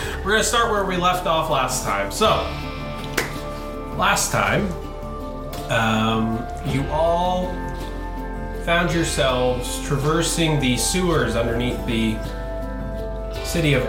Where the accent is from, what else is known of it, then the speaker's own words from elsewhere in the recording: Canada; also born or lived in Ontario; we are Canadian